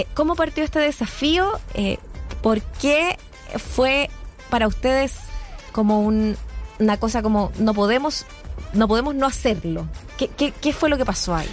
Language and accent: Spanish; Chile; somos chilenos o chilenas, nuestras identidades